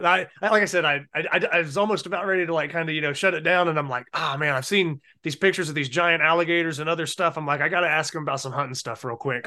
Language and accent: English; Ohio, United States; now in North Carolina, United States; I'm originally from Ohio